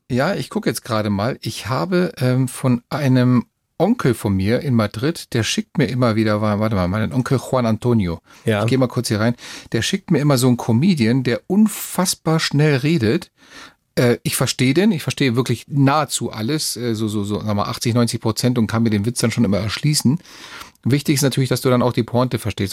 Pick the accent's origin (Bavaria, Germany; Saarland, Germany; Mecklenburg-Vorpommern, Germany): Bavaria, Germany; Neu-Ulm; also born or lived in Málaga, Spain; ich bin ja hier in Neu-Ulm groß geworden